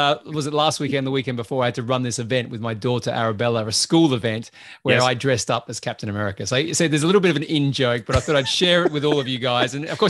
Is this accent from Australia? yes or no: yes; Australia; I'm Australian, remember, so that sort of stuff normally just bounces off.